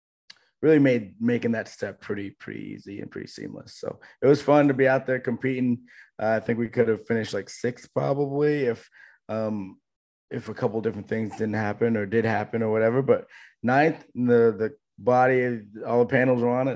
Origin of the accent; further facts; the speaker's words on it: Vermont, United States; because I'm from Vermont, so that's a home track for me.